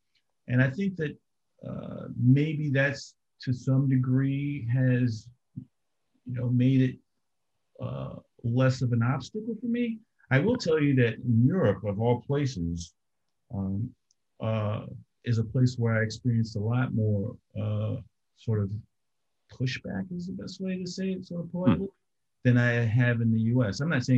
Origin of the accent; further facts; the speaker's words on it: Maryland, United States; also born or lived in Washington, D.C.; I was born in Georgetown, Washington, D.C., but I grew up in the initial part of my life primarily in suburban Maryland.